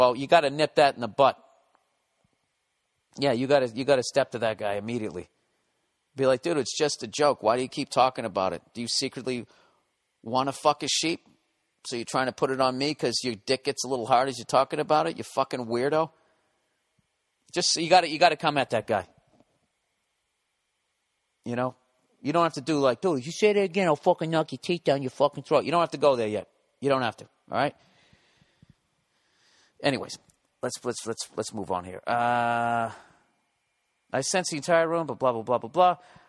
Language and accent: English; Wales, United Kingdom; because I'm from Wales, he suggested that I have sexual intercourse with sheep